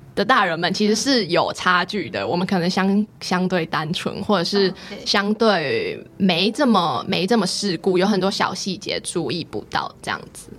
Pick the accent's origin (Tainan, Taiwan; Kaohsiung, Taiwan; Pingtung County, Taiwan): Pingtung County, Taiwan; moved away as an adult; also born or lived in Taoyuan; 我是来自屏东的